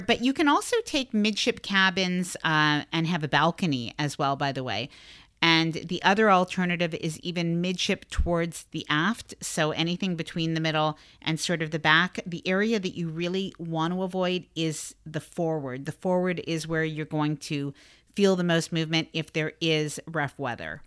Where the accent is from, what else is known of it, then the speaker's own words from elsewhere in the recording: Canada; because I'm Canadian